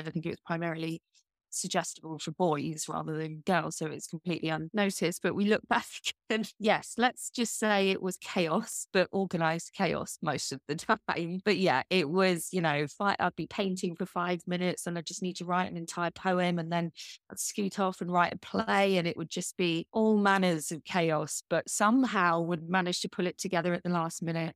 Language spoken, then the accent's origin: English; United Kingdom; I'm British